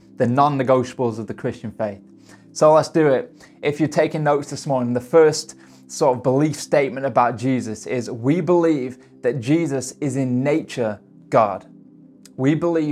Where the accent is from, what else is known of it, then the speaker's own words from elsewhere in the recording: United Kingdom; I'm stereotypically British.